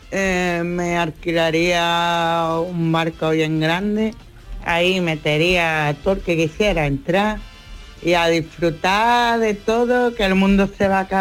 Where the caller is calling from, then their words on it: Seville, Andalusia, Spain; Hola, buenos días. … de Sevilla.